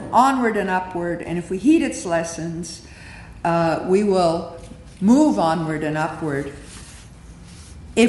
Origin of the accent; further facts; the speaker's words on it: Canada; we are Canadian